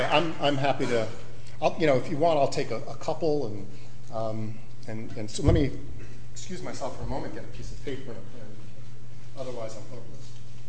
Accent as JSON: {"language": "English", "town": "Cambridge", "region": "Massachusetts", "country": "United States", "said": "I come from Cambridge, Massachusetts, the other Cambridge, and it's the 8th Congressional District."}